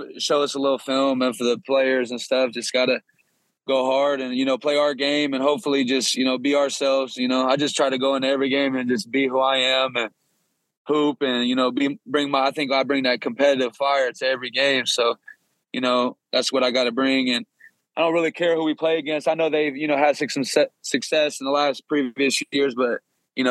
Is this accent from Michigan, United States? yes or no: no; Kokomo, Indiana, United States; now in Westfield, United States; I'm from Kokomo, Indiana, which is like an hour from Indianapolis